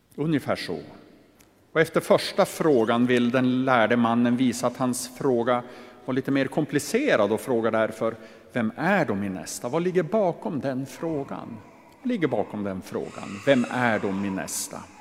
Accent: inland Västerbotten, Västerbotten County, Sweden; Jag är ju uppvuxen i Västerbottens inland

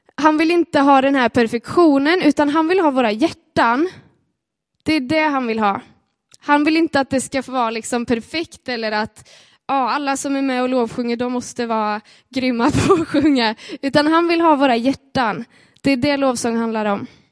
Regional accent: Sweden; vi är svenskar

